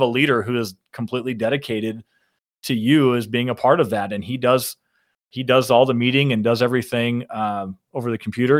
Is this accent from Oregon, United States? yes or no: no; Shipshewana, Indiana, United States; I'm a I'm a small town country boy from northern Indiana